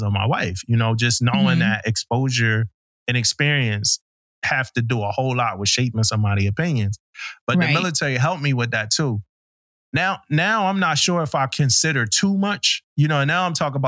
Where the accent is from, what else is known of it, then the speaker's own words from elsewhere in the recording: Philadelphia, Pennsylvania, United States; moved away as an adult; also born or lived in Florida; I'm from Philly